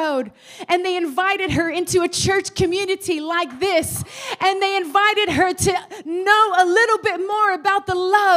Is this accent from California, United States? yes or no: yes; Los Angeles, California, United States; now in England; I was born in Los Angeles, California, and both my mother and my father were from rival gangs in LA.